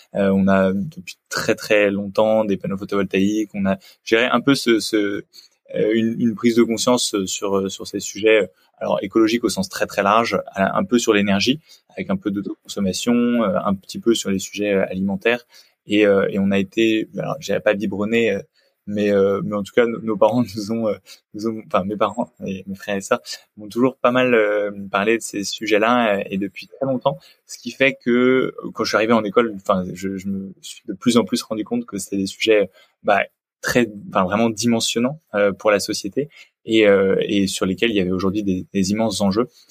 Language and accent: French; Picardy, near Senlis, Hauts-de-France, France; j'ai grandi en Picardie. Je viens d'un petit village près de Senlis dans le sud de la Picardie